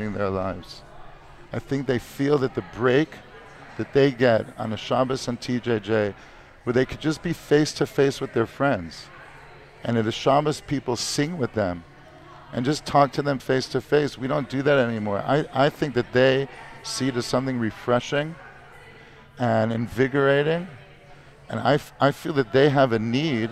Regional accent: Detroit, Michigan, United States; moved away as an adult; now in Israel; I grew up in Detroit, Michigan

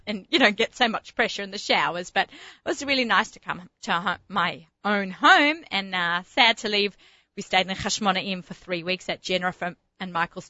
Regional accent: Australia; being the Aussie gourmet and personal chef and foodie, food lover, food shopper, food everything.

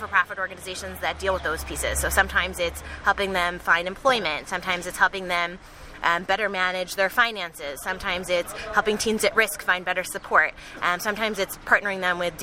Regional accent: Chicago, Illinois, United States; moved away as an adult; also born or lived in New York; now in Israel; I'm originally from Chicago

